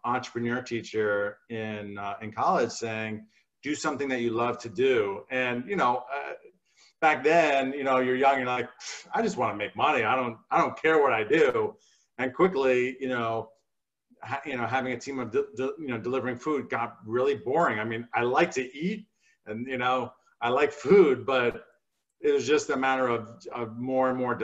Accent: New Jersey, United States; I grew up in New Jersey

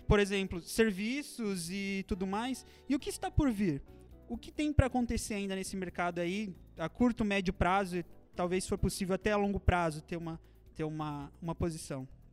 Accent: Maringá, Paraná, Brazil; sou de Maringá, no Paraná

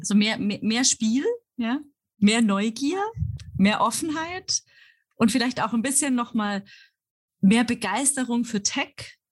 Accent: Germany; moved away; wie deutsch bin ich eigentlich

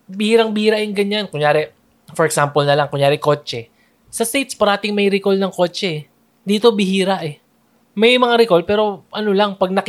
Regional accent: Manila, Metro Manila, Philippines; also born or lived in Cavite; dati, taga Manila kami, and now lumipat na sa Cavite.

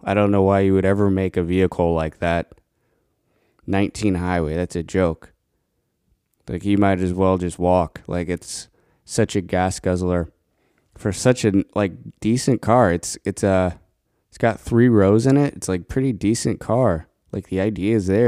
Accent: Colorado, United States; moved away; growing up in Colorado, you could get bison burgers anywhere

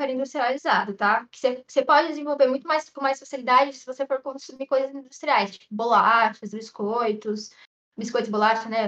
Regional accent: São Paulo, Brazil; Ai, gente, eu sou paulista, né, com purê.

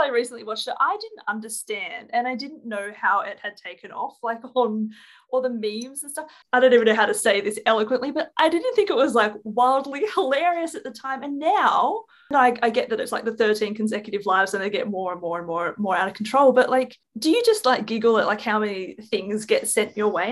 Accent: Australia; in Australia we go alrighty roo

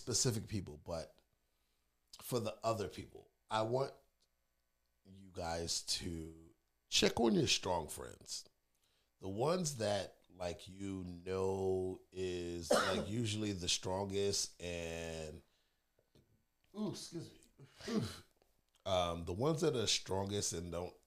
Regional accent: New York City, New York, United States; I might be a city boy, born and raised in Brooklyn

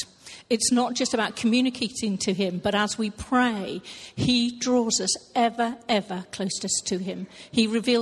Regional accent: Hampshire, South East England, United Kingdom; now in Thornton, United Kingdom; I'm originally from Hampshire, so another southern person

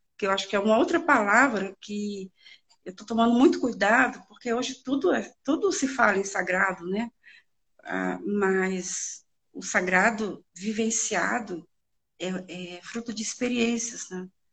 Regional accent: Northeast Region, Brazil; a nordestina, que é de onde eu vim.

